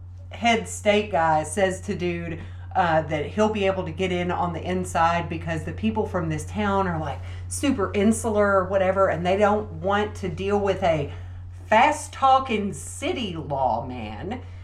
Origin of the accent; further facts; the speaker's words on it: Central Appalachia, United States; I am a Southern person. I am from Central Appalachia.